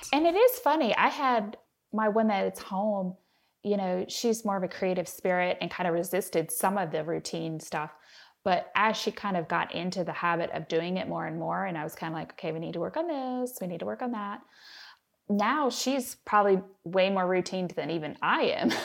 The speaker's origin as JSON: {"language": "English", "town": "Cincinnati", "region": "Ohio", "country": "United States", "tie": "born or raised there", "said": "I am a city girl, so I grew up in Cincinnati, and I married a country boy."}